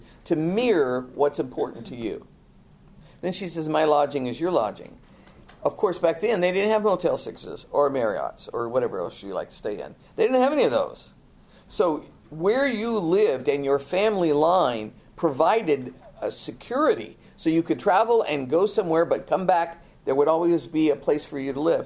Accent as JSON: {"language": "English", "country": "United States", "said": "we're Americans, but we're such a melting pot"}